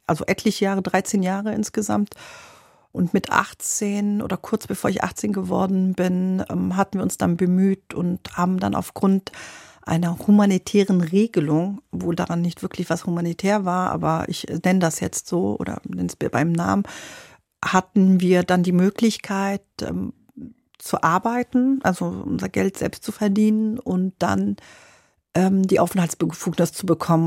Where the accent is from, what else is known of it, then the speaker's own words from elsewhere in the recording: Berlin, Germany; also born or lived in Lebanon; Ich bin in Berlin aufgewachsen